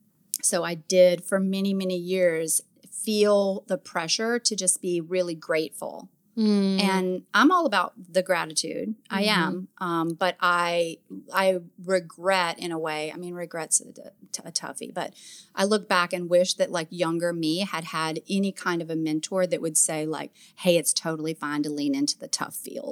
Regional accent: the South, United States; accent: Southern; You can probably hear yeah. my accent too, especially when I start thinking about being Southern.

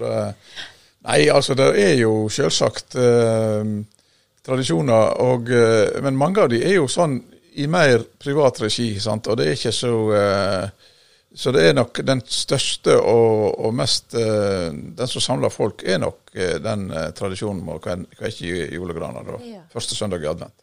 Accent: Masfjorden, Vestland, Norway; moved away; jeg kommer jo fra Masfjorden

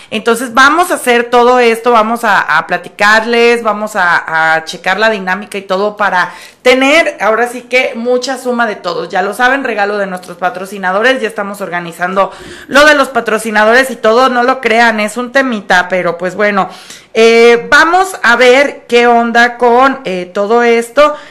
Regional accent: Guadalajara, Jalisco, Mexico; los tapatíos que somos mexicanos

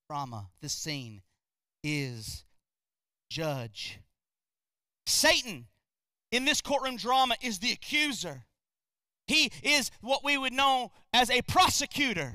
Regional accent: North Carolina, United States; we're from North Carolina.

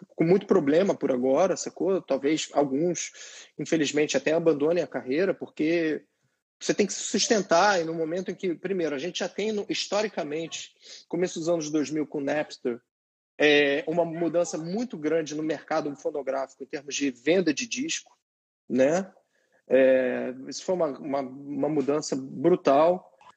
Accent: Rio de Janeiro, Brazil; moved away as an adult; now in New York, United States; nasci, nasci, cresci, não nasci não, mas cresci nesse âmbito que ali na Equitativa

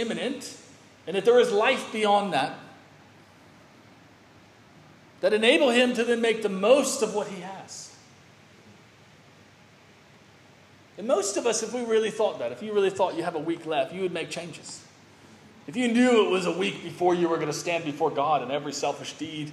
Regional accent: United States; I grew up religious in America

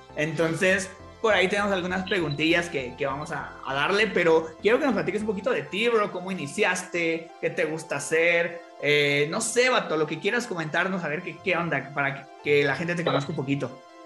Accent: Toluca, State of Mexico, Mexico; yo también soy de Toluca

